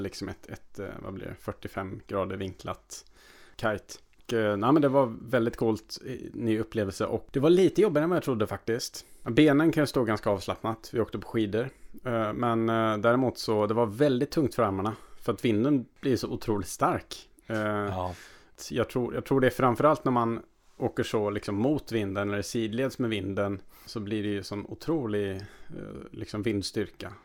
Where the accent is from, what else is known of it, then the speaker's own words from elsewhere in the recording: Värmland, Sweden; Jag har ju dels firat jul i Värmland, där jag kommer ifrån, hemma med familjen